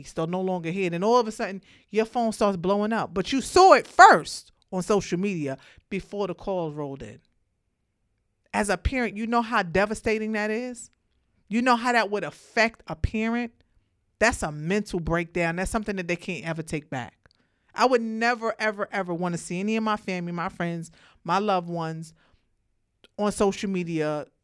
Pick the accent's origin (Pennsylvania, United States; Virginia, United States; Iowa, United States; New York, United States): New York, United States; Brooklyn; I'm from Brooklyn